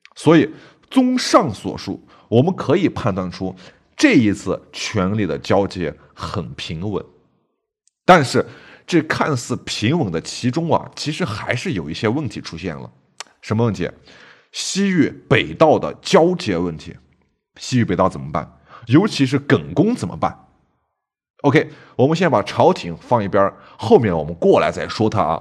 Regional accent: Jiuquan, Gansu, China; 酒泉，哎，我老家

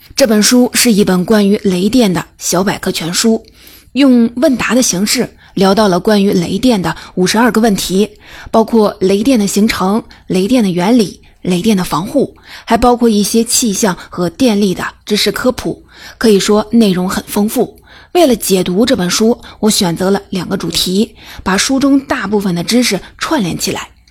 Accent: China; 值得我们中国人骄傲

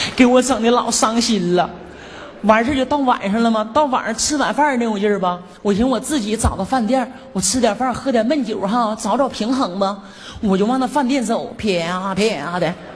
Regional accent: Northeast China, China; 我家是农村的，我第一次搁咱们东北那边长春看了一场

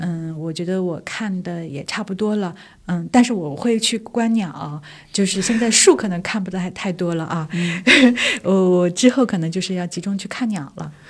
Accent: Korla, Xinjiang, China; now in Beijing, China; 我小的时候是出生生长在新疆的

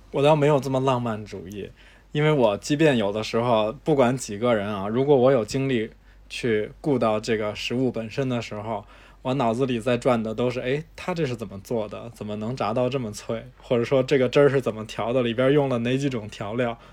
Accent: China; 我们中国人的习惯

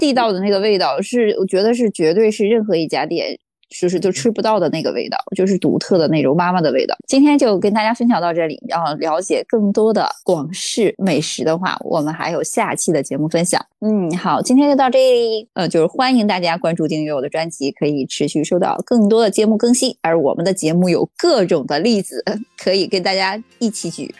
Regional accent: Dalian, Liaoning, China; 我是大连人吧，就是我们这边其嗯。实也吃很多鱼

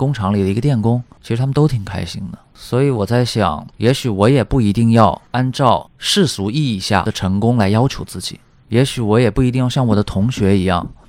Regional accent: Shanghai, China; 我从小是在上海出生的，包括后来工作也是在大城市。

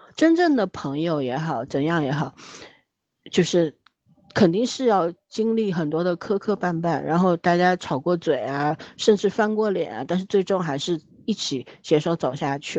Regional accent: China; 我们中国人活得特别紧张

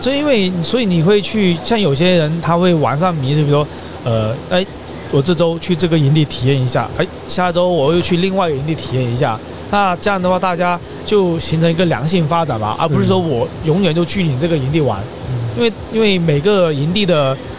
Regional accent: Guangdong, China; 其实我们华南这边就是广东这边

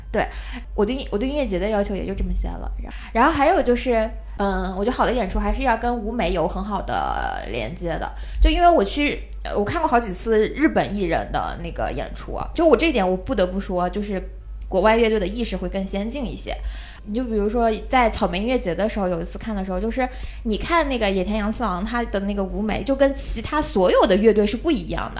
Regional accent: southern China, China; 我是南方人

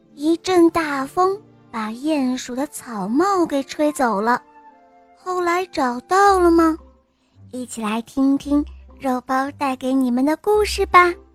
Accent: Liaoyuan, Jilin, China; 我六十来岁了，我来这辽源

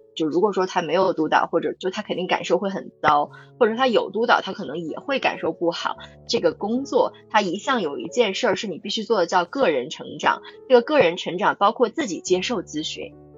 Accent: China; 我们中国人

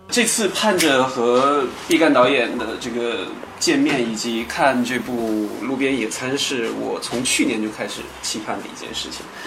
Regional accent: Baishan, Jilin, China; moved away; 吉林省白山市

